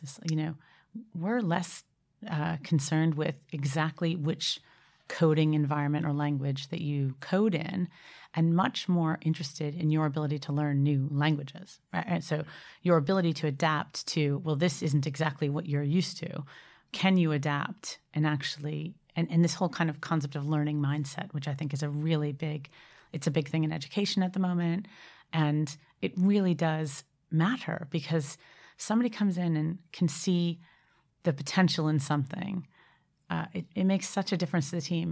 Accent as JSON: {"language": "English", "town": "Boston", "region": "Massachusetts", "country": "United States", "moved": "as an adult", "lives_now": "United Kingdom", "said": "I'm from Boston originally"}